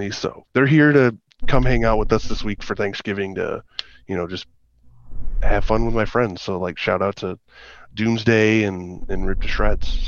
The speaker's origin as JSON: {"language": "English", "town": "Detroit", "region": "Michigan", "country": "United States", "said": "I we are totally into it. We're from Detroit."}